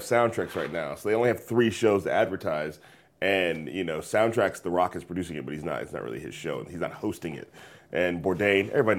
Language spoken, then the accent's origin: English; California, United States; because I come from the Bay Area, it's like, I would want to go to more than just white places.